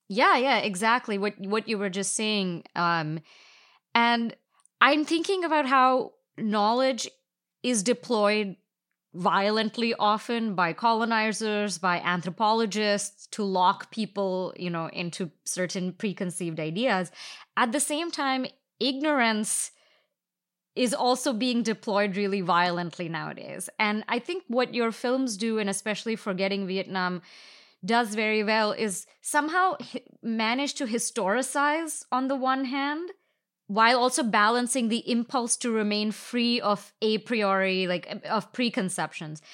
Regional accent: India; moved away as an adult; I grew up in India and now I've lived here for ten years.

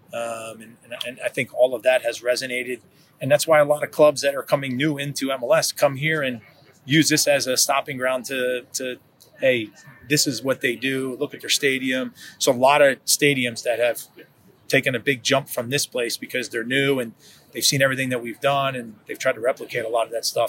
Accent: New Jersey, United States; also born or lived in Kansas; now in Kansas City, United States; I'm from New Jersey. I, I consider myself probably more of a Kansan now than than a New Jerseyan

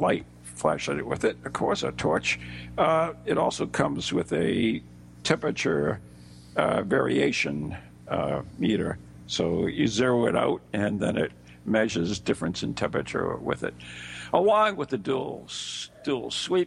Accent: Chicago, Illinois, United States; Chicago, which is, of course, my hometown

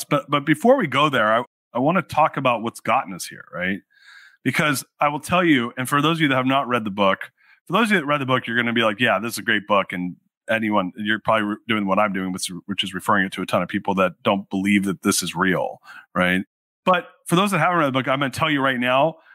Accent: Orange County, California, United States; I grew up in Orange County, so I'm a fellow Southern Californian

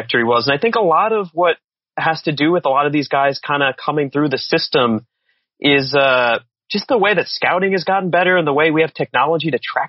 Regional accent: West Babylon, New York, United States; a fellow West Babylon graduate

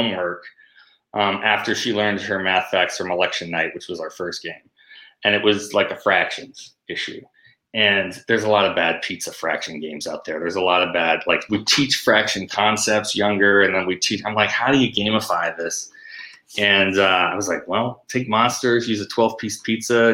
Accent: Amherst, United States; we knew so many different types of people growing up in Amherst

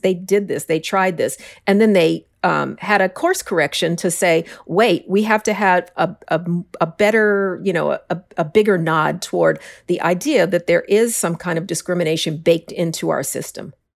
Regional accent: Denver, Colorado, United States; now in New York City, United States; I grew up in Denver, which is the Mile High City.

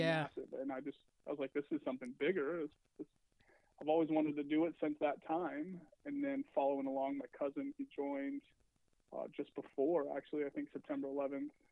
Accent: Seattle, Washington, United States; also born or lived in Federal Way, Washington; Home for me is actually Washington State. So I grew up in Seattle, moved to Federal Way in the seventh grade

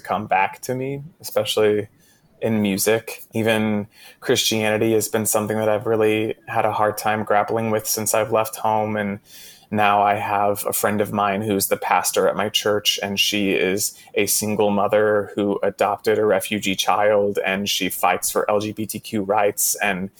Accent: Texas, United States; I was raised in Texas. I like grew up in households that were just only playing country music on the radio

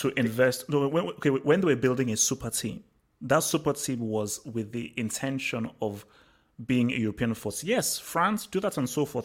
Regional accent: Nigeria; moved away; also born or lived in England; I grew up in Nigeria

